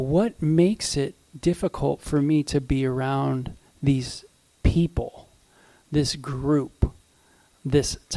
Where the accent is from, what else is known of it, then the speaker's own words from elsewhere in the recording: Southern California, United States; I grew up in Southern California